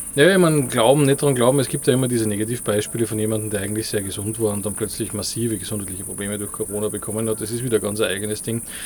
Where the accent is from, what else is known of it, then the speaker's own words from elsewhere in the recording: Austria; now in Vienna, Austria; hier bei uns in Österreich, also in Wien, wo ich jetzt lebe